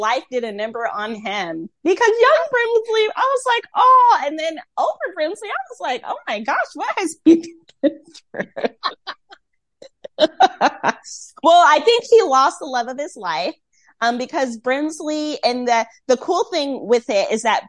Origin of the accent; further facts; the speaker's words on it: Rocky Mount, North Carolina, United States; now in Tampa, United States; my hometown, Rocky Mount.